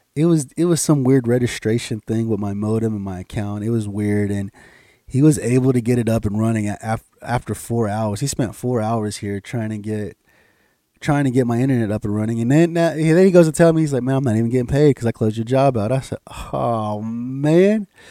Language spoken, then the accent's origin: English; United States; I'm an American citizen